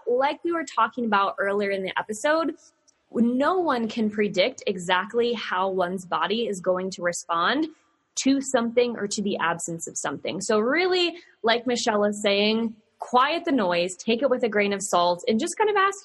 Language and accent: English; Virginia, United States; I'm here from Virginia with all my sayings